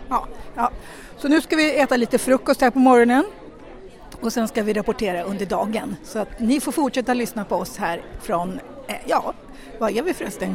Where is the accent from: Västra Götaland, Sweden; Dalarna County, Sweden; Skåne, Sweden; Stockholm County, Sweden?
Stockholm County, Sweden; Tyresö; Jag kommer från Tyresö och vi har inget utanförskapsområde ännu